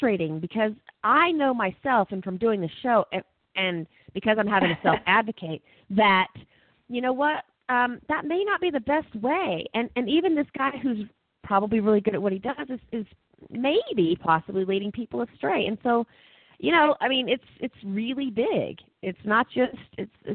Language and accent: English; Texas, United States; moved away as an adult; also born or lived in Costa Rica; now in Colorado Springs, United States; I'm a Texan